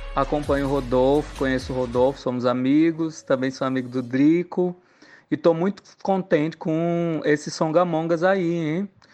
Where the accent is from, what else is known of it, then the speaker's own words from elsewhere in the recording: Santa Cruz do Capibaribe, Pernambuco, Brazil; now in São Paulo, Brazil; sou de Santa Cruz Capibaribe